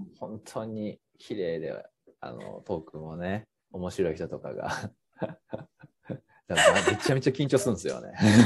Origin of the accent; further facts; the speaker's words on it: Kagawa, Japan; moved away as an adult; also born or lived in Tokyo / Chiba; 生まれも育ちも、えっ、ー、と、日本の香川県、えー、というところを、えー、出身としていまして